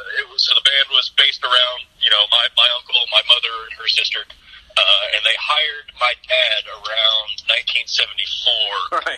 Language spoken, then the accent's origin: English; Georgia, United States; I was born in Georgia.